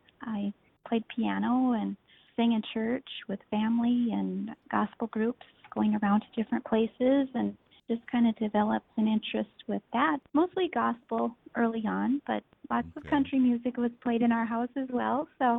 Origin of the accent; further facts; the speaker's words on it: Newfolden, Minnesota, United States; I grew up in Newfoundland and still live in that area. I have lots of family around there.